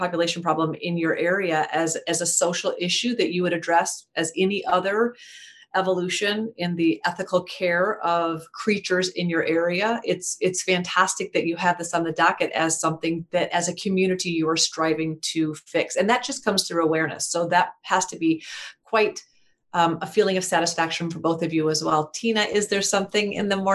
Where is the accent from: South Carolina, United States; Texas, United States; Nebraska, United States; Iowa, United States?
Iowa, United States; I grew up in Iowa, and still in Iowa